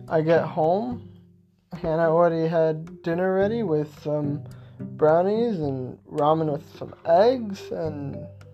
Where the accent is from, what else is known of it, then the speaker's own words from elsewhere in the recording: Arizona, United States; I'm from Arizona